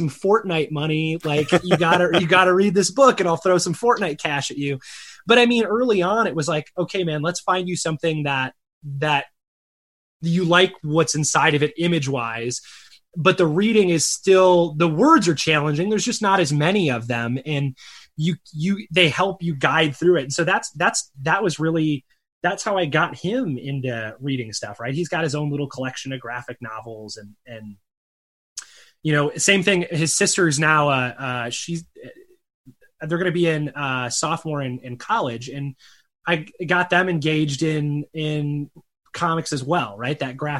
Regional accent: Chicago, Illinois, United States; also born or lived in Michigan; now in Arizona, United States; I live out in Arizona now, but he grew up in Chicago. I grew up in the Chicago area, and I grew up, you know, in the Michigan Great Lakes region.

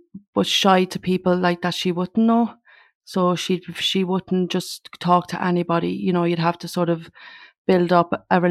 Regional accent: Mountmellick, Laois, Ireland; We were originally from Manor Lane in Mount Mellick, which is out the country

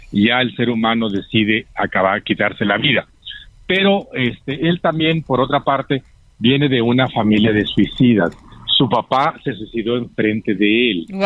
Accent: Guadalajara, Jalisco, Mexico; moved away; Sí, sí, no, está bien, está bien. Yo viví en Guadalajara muchísimo tiempo. Ahí me crié y ahí estuve hasta hace 40 años.

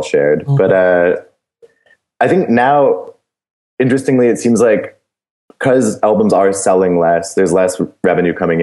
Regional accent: Canada; as a Canadian band now going into the States

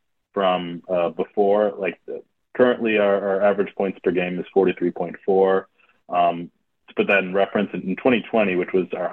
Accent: Oakland, California, United States; moved away as an adult; also born or lived in Madison, Wisconsin / New York; I grew up in Oakland, California

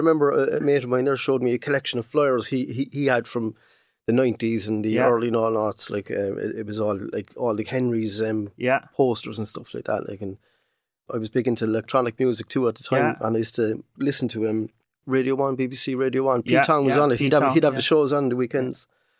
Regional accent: Cork, County Cork, Ireland; I was born up in, actually I was born in Shandon Street.

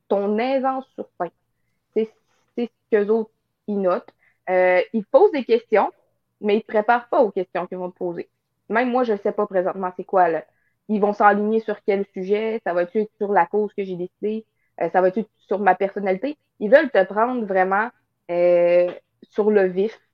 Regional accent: northern Quebec, Canada; je suis dans le nord du Québec

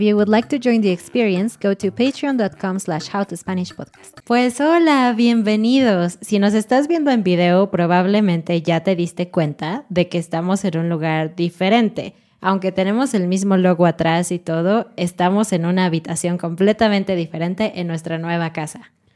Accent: Mexico; sí somos mexicanos

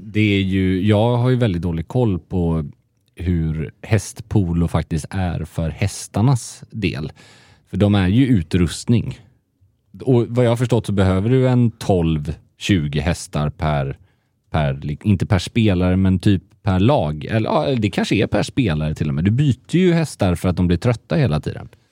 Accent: Gothenburg, Västra Götaland, Sweden; moved away as an adult; now in Stockholm, Sweden; Göteborg som göteborgare

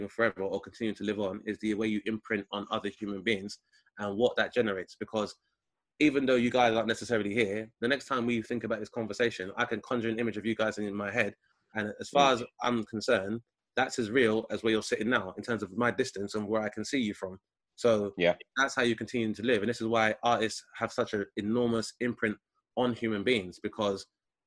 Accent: London, United Kingdom; I grew up in Southeast London

